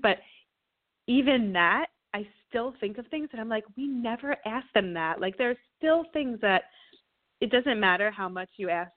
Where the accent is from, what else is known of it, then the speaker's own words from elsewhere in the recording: New Jersey, United States; now in Southern California, United States; I'm from New Jersey